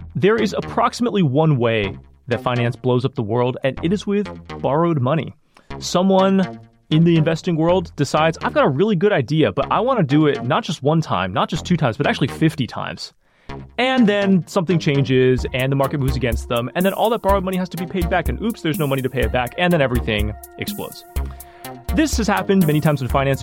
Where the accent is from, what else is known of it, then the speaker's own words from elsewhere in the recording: Sacramento, California, United States; where I grew up in Sacramento